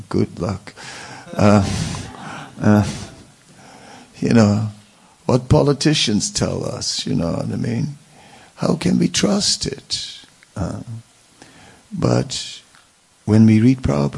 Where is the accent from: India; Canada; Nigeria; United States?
India; Vrindavan, Uttar Pradesh; we grew up together in Vrindavan